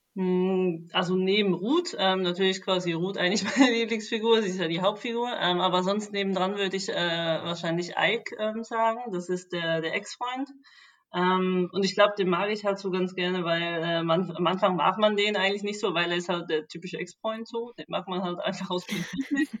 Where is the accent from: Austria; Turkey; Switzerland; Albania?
Switzerland; moved away as an adult; now in Berlin, Germany; ich bin eigentlich aus der Schweiz